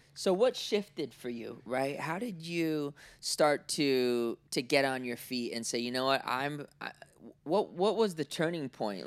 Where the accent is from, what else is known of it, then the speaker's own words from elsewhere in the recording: Oakland, California, United States; also born or lived in Cincinnati, Ohio / Orange County, California; I was born in Oakland, right? 1982